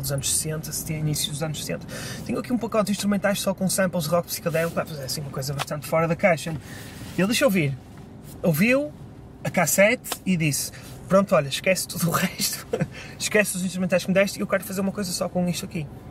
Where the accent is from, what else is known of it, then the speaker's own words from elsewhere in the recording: Vila Nova de Gaia, Norte, Portugal; aqui na minha terra